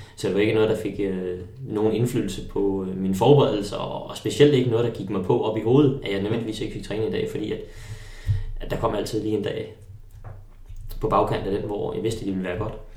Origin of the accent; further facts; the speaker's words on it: Holbæk, Zealand, Denmark; moved away as an adult; also born or lived in Tølløse; det er også det sted, hvor jeg, øh, hvor jeg har haft min, min ungdom. Jeg gik i øh, gymnasiet i Holbæk